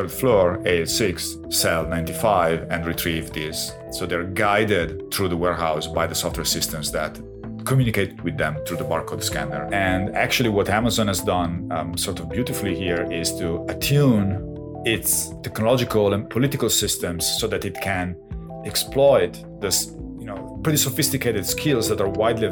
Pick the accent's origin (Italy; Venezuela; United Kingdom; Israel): Italy; Castel San Giovanni, Emilia-Romagna; now in Toronto, Canada; a little town in the province of Piacenza, my hometown.